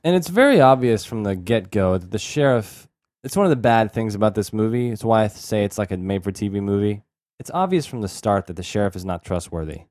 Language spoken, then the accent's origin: English; Texas, United States; where we grew up in Texas